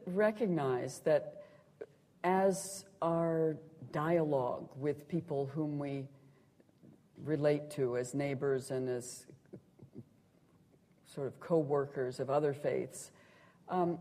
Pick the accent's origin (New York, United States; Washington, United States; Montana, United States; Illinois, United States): Montana, United States; moved away; I grew up in Montana, and it's very very wide in the American West